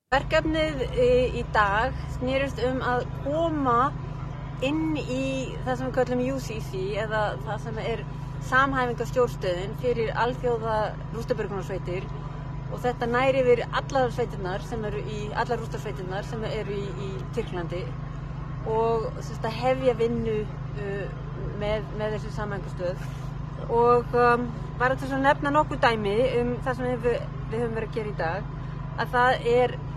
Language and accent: Icelandic; Iceland